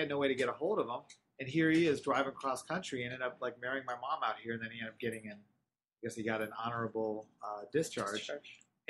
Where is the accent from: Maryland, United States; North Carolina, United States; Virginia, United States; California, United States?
California, United States; Irvine; also born or lived in Los Angeles; And within a year or so, moved to Orange County, and I grew up in Irvine.